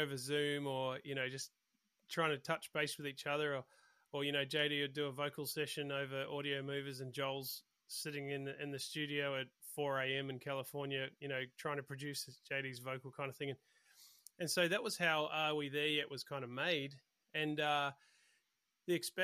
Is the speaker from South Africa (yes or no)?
no; New Zealand; moved away as an adult; now in Australia; Yeah, I grew up in New Zealand, and I came over to do Hillsong